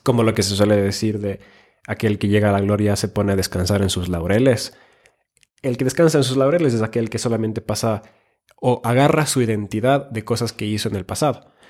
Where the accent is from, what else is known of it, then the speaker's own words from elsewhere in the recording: Finland; moved away; also born or lived in Ecuador; soy nacido en Finlandia, he vivido en Ecuador